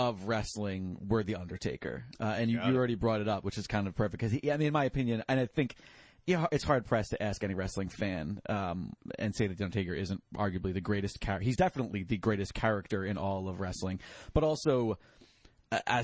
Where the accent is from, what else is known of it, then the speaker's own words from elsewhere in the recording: Long Island, New York, United States; I'm from Long Island. She used to take me to Nassau Coliseum